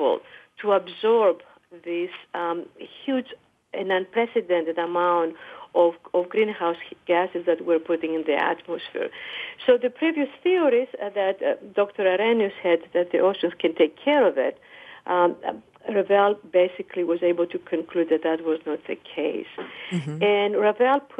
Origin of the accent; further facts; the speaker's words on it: Greece; now in United States; I come from Greece